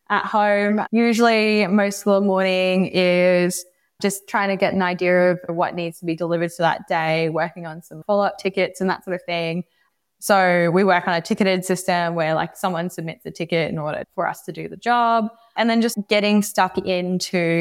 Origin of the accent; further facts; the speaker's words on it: Australia; moved away as an adult; now in San Francisco, United States; growing up in Australia your whole life